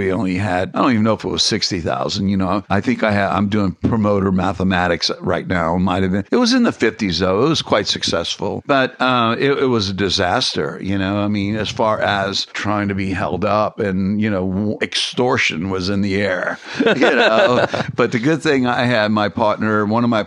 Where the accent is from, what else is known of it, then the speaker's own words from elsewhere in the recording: New Orleans, Louisiana, United States; That's hometown for me. I was born and raised in New Orleans